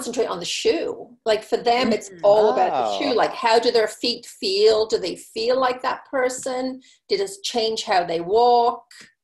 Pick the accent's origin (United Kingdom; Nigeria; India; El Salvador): United Kingdom; England; moved away as an adult; now in United States; growing up in England, I was in high school when Dallas started